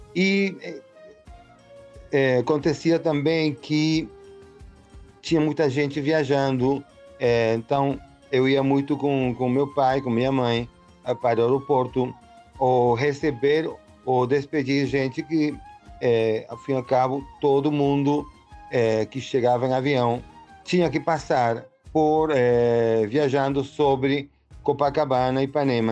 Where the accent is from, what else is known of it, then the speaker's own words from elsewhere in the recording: Caracas, Capital District, Venezuela; Portuguese is a second language; also born or lived in Rio de Janeiro, Brazil; eu nasci em Caracas, no 55. Meu pai era militar, minha mãe dona de casa, então é, por volta dos 64, meu pai foi enviado numa missão para o Rio de Janeiro